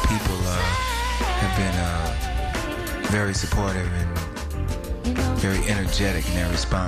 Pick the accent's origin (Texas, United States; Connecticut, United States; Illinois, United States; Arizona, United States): Texas, United States; born or raised there